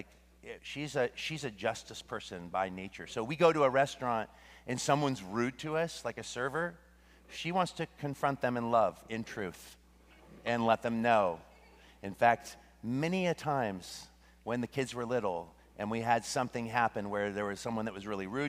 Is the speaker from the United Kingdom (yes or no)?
no; Russia; oh, where are you from? I'm from Russia.